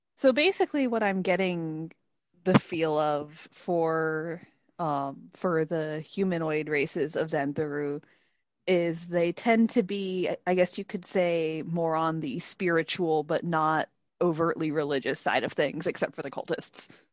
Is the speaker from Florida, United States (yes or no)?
yes; Tampa, Florida, United States; I was born and raised in the Tampa Bay area, which is a very large metropolitan area